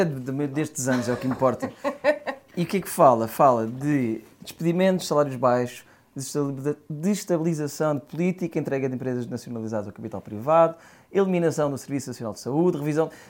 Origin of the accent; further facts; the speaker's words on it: Palmela, Setúbal, Portugal; Palmela, eu sou dos Loureiros